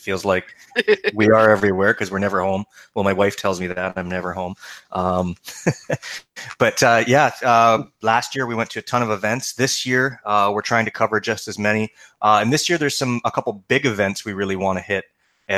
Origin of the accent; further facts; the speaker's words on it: Niagara region, Ontario, Canada; We're actually both from the Niagara region of Ontario. Niagara Falls, fairly close to there